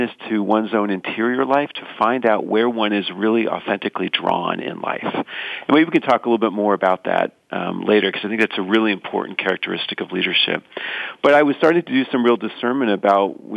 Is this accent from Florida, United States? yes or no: yes; South Florida, United States; moved away as an adult; also born or lived in Washington, D.C.; I grew up in South Florida